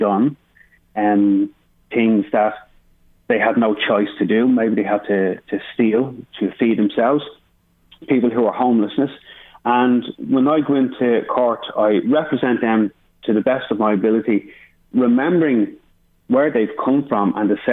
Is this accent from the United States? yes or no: no; Dublin, Leinster, Ireland; I grew up in Finglas